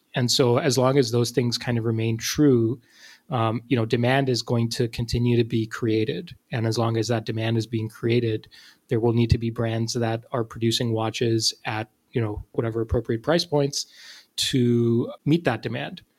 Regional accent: Pakistan; moved away; I'm from Pakistan and I had uh, kids in my class who were named both of those names.

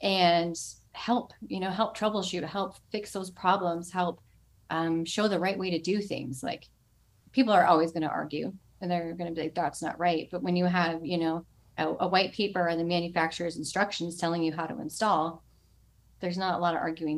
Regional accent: Lilburn, Georgia, United States; also born or lived in North Carolina; I was born in North Carolina. Then we lived in Lilburn, Georgia, right outside of Atlanta.

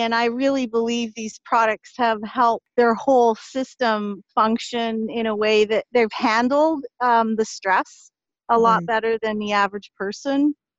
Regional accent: Ottawa, Ontario, Canada; also born or lived in Montreal; I grew up in Ottawa, Ontario. I was born in Montreal, Cine Montreal. Uh, so I was most of my upbringing was in Ottawa

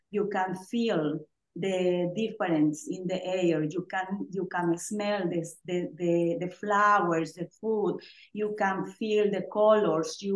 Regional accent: Oaxaca, Mexico; now in Mississippi, United States; I'm originally from Oaxaca, Mexico.

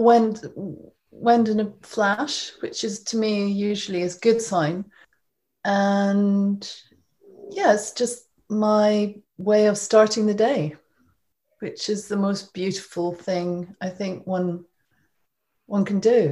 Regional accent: Scotland, United Kingdom; I grew up in Scotland, as you probably can tell from my accent.

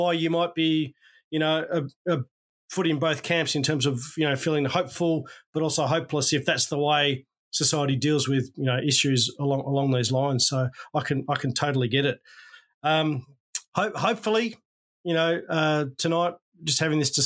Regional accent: Australia; accent: Aussie; my Aussie accent

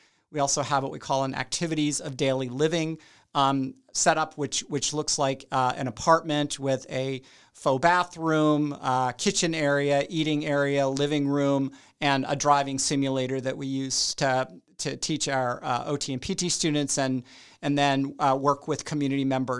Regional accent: South Carolina, United States; I'm originally, as you can probably tell by my accent, from South Carolina. No, the accent is pretty much gone at this point.

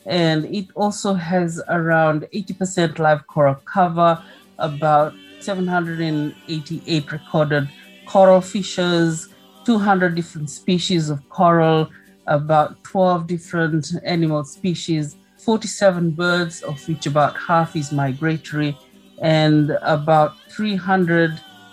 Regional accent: Lau Islands, Fiji; I come from Fiji. I live in Fiji

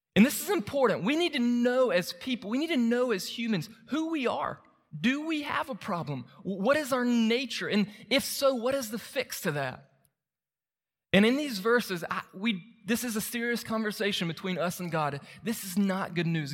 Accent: Moultrie, Georgia, United States; moved away; my hometown and try to help people in Moultrie meet Jesus

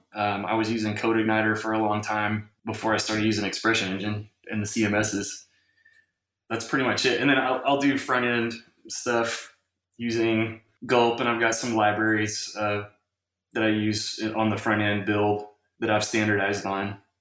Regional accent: Round Rock, Texas, United States; Round Rock is just north of that, and that's where I went to high school and kind of grew up as a kid

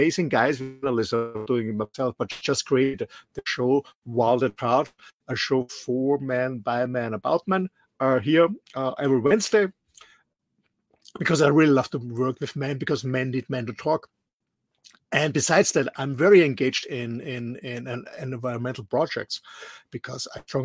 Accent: Austria; English is a second language; moved away as an adult; also born or lived in Mallorca; I'm raised and born in a small country in the middle of Europe, in Austria

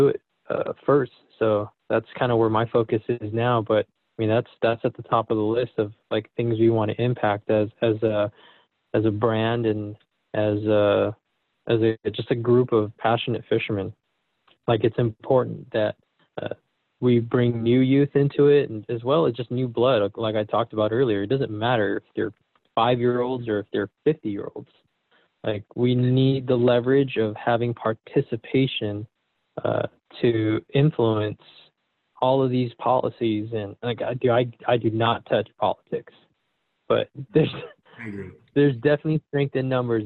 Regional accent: Southern California, United States; moved away as an adult; I grew up in Southern California

